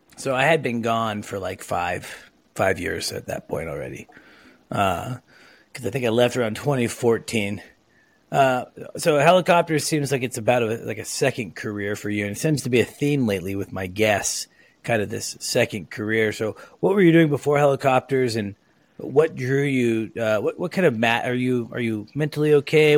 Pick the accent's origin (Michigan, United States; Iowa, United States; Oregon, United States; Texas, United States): Oregon, United States; Lake Oswego; I grew up in Lake Oswego, so not too far.